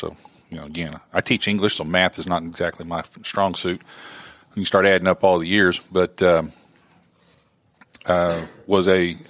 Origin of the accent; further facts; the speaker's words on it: Oklahoma, United States; moved away as an adult; also born or lived in Tennessee; now in Columbia, United States; I grew up in Oklahoma and have made Tennessee my home now. I've been here longer than I lived in Oklahoma.